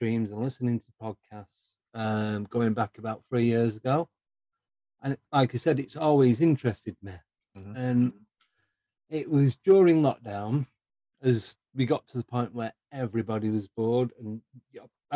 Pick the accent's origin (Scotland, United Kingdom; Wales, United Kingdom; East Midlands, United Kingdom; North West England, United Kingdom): North West England, United Kingdom; Manchester; accent: Northern Mancunian; moved away as an adult; also born or lived in Buckinghamshire; now in Northampton, United Kingdom; Originally, I'm from Manchester, born and bred. And then I moved south 14 years ago.